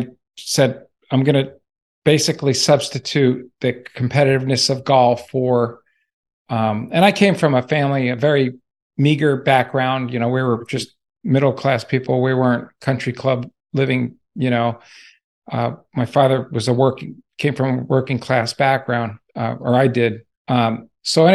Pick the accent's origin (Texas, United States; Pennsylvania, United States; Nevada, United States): Nevada, United States; Las Vegas; moved away as an adult; also born or lived in New Jersey; I originally came from New Jersey and moved to Las Vegas, Nevada in 1969. My parents brought me there.